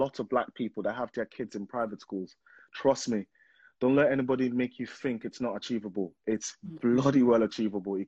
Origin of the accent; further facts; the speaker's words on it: Nigeria; now in United Kingdom; I'm from Nigeria, and I went to primary school, secondary school in Nigeria